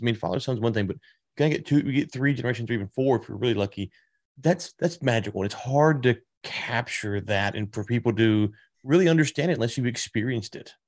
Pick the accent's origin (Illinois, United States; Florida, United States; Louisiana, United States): Louisiana, United States; also born or lived in Texas; now in Fort Worth area, Texas, United States; I'm from Louisiana, I'm in Texas now